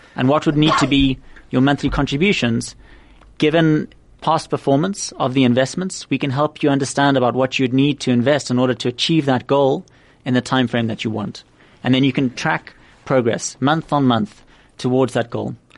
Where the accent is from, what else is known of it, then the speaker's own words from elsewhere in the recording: Cape Town, Western Cape, South Africa; also born or lived in Oxford; born and raised in Cape Town